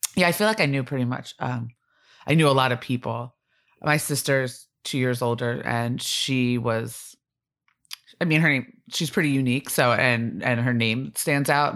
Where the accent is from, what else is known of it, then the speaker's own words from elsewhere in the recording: Blue Bell, Pennsylvania, United States; I grew up in Bluebell